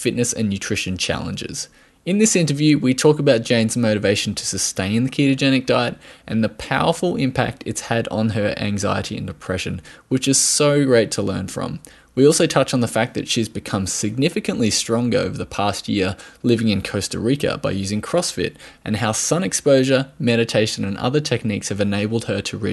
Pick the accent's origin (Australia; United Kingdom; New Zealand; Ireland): Australia